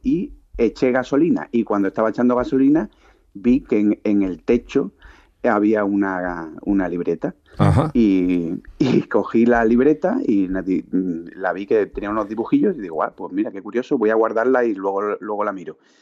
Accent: Málaga, Andalusia, Spain; also born or lived in Seville; yo soy de Málaga y estaba trabajando en Sevilla

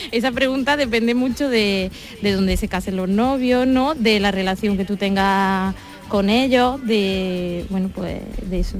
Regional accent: Córdoba, Andalusia, Spain; yo soy de Córdoba.

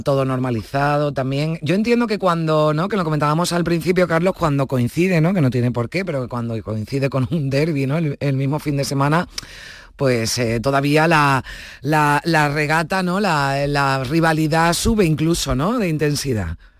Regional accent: Spain; los españoles

